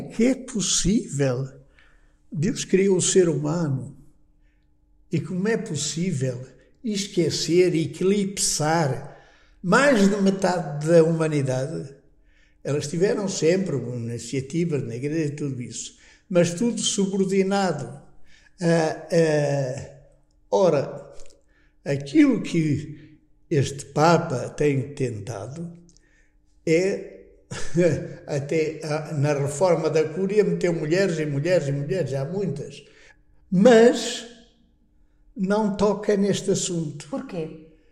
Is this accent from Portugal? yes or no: yes; Terras do Bouro, Norte, Portugal; moved away; also born or lived in Fátima / Salamanca / Toulouse / Rome; eu era de uma terra, eh, que é perto de São Bento da Porta Aberta. Também na minha aldeia é um São Bento que é até mais antigo